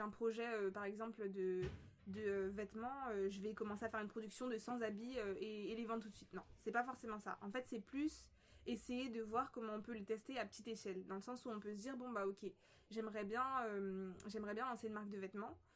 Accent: Paris, Île-de-France, France; on est nés en France. Du coup, euh, bah, toute notre vie, on l'a vécu en France, plus précisément bah, la, plupart de notre vie, en fait, à, Paris, dans le 19e arrondissement.

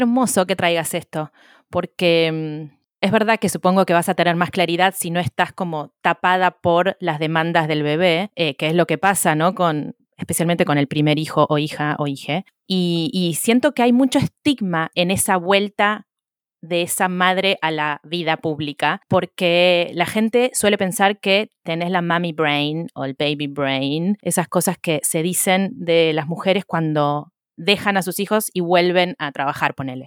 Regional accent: Argentina; now in Wales, United Kingdom

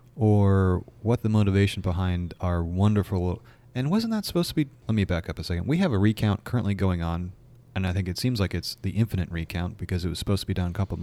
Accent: New York, United States; moved away; Of course, I grew up in New York, so it actually snowed.

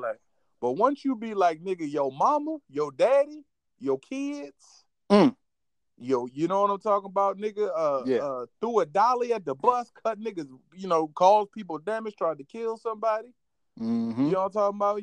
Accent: Virginia, United States; I'm from Virginia

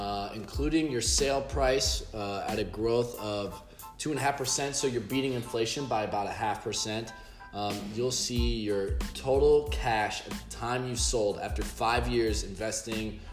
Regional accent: St. Louis, Missouri, United States; now in South Florida, United States; I'm also from St. Louis

